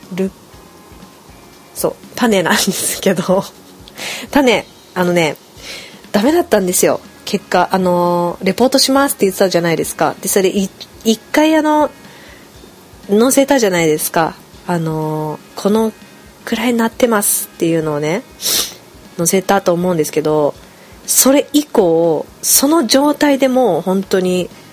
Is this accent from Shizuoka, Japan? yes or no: no; Kushiro, Hokkaido, Japan; now in Tokyo, Japan; 私の地元が釧路なんですけど